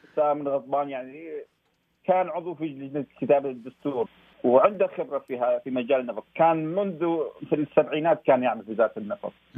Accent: Iraq

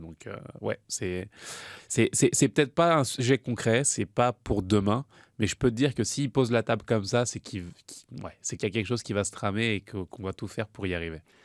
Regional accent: France; je suis français

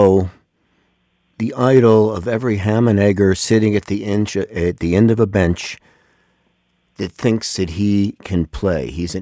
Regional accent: New York, United States; you and I share the experience of growing up in the New York metropolitan area.

